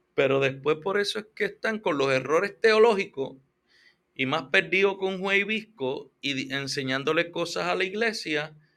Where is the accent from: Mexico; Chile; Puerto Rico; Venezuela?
Puerto Rico; yo soy boricua